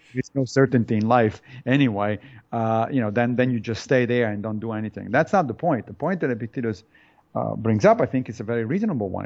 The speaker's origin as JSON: {"language": "English", "country": "Italy", "tie": "born or raised there", "moved": "yes", "said": "I was born in Italy"}